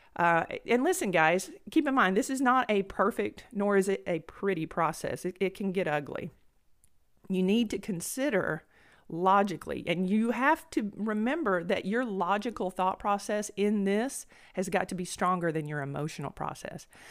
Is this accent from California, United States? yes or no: no; Blount County, Alabama, United States; accent: country twang; moved away as an adult; Now I'm from Blount County, Alabama. I have this, you know, country twang.